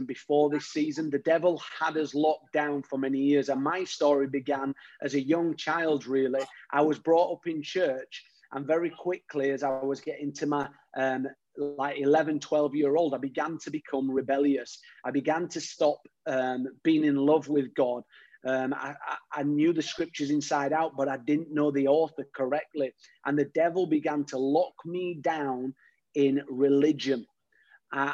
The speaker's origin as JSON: {"language": "English", "region": "Yorkshire and the Humber", "country": "United Kingdom", "tie": "born or raised there", "said": "growing up in Yorkshire, you had to have a bit of toughness about you"}